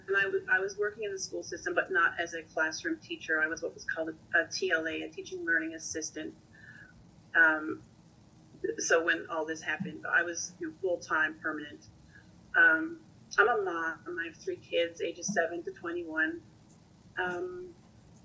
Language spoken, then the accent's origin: English; Newfoundland and Labrador, Canada; also born or lived in Ontario; I am a Newfoundlander, but I was living in Ontario. And just after I moved back home to Newfoundland